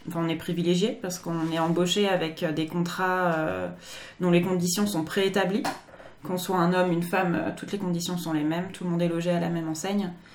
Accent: France; moved away as an adult; now in Japan; en tant que Français

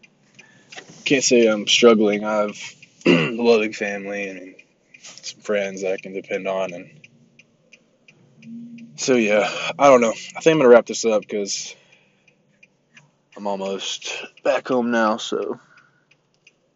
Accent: Kentucky, United States; I'm from Kentucky

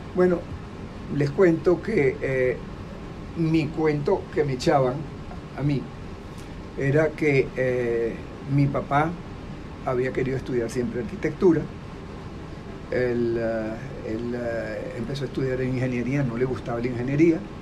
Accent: Venezuela; also born or lived in Boston, United States; yo me vine a Venezuela

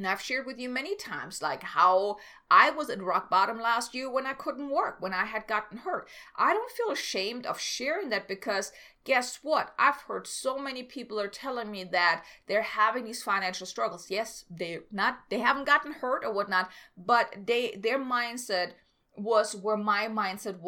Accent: Germany; moved away as an adult; I'm from Germany. I came here

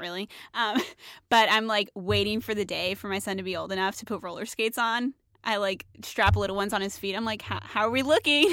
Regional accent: Dallas, Texas, United States; moved away; I'm from Dallas

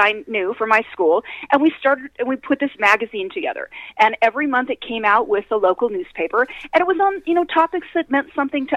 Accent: Kent, Washington, United States; we have a little newspaper in my hometown of Kent, Washington, which is a suburb of Seattle

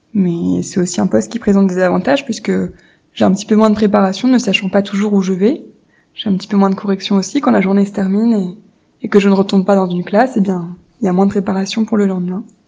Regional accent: France; j'ai 28 ans et je suis française.

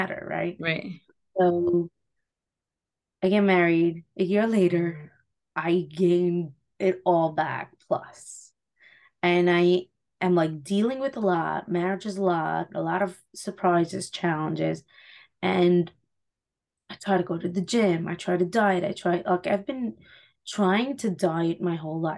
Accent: Muncie, Indiana, United States; I grew up in Muncie. I live in Muncie now after getting married, moving to the city, and then moving back.

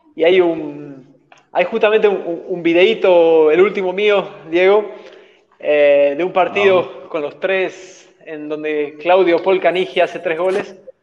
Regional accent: Bolivia; como bolivianos

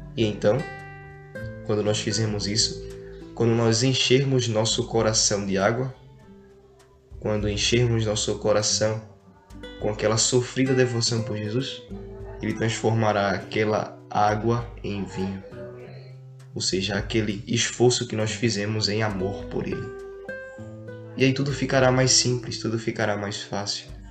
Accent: Brazil

